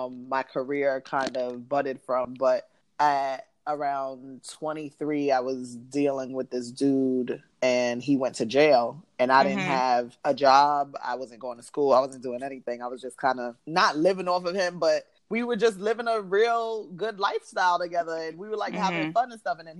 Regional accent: New York City, New York, United States; I'm from New York, from the Bronx

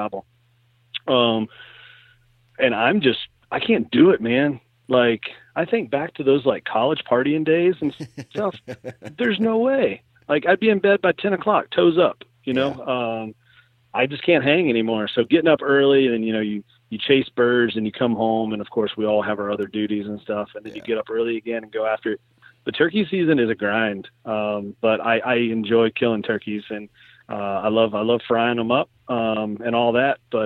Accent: Kentucky, United States; now in Iowa, United States; I'm going to Kentucky. I went back to my home state

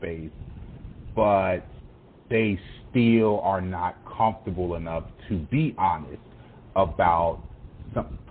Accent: United States; we as Americans

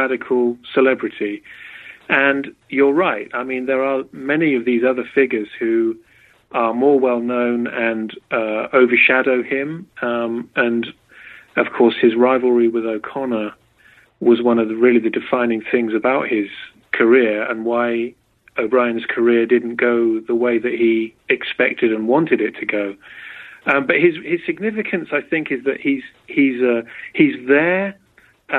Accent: Berkshire, South East England, United Kingdom; moved away as an adult; also born or lived in Oxford, England; now in United States; I'm from England. I was born in Berkshire, about an hour from London.

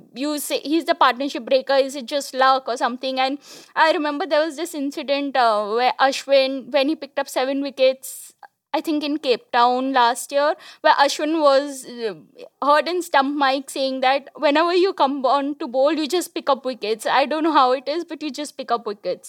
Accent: Kolkata, West Bengal, India; I'm from Kolkata

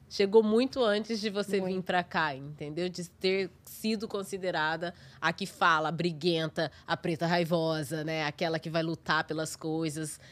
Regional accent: Brazil; moved away as an adult; now in New York, United States; eu sou brasileira

